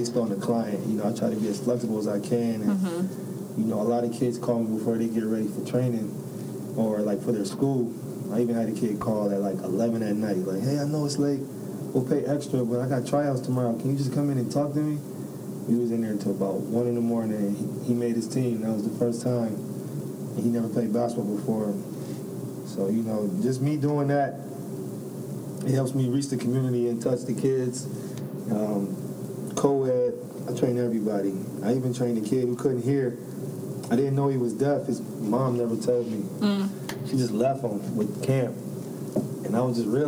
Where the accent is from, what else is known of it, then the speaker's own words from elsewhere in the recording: Buffalo, New York, United States; moved away; I'm from Buffalo, New York.